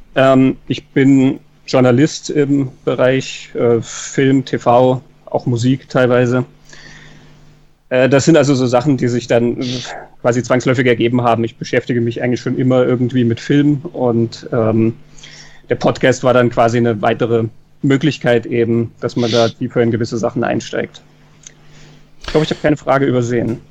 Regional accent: Kassel, Hesse, Germany; also born or lived in Munich area, Germany; now in Salzburg, Austria; in Kassel geboren, mich hat es dann aber weit nach Süden verschlagen, äh, Münchner Raum. Und dann hat es mich noch weiter verschlagen, nämlich ins Ausland, nach Salzburg.

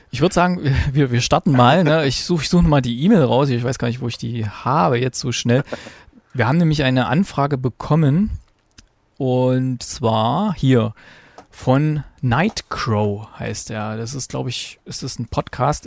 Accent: East Germany, Germany; bei uns in der DDR

